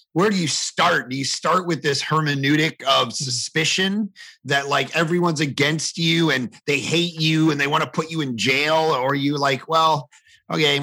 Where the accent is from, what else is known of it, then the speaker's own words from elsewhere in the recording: Canada; as a Canadian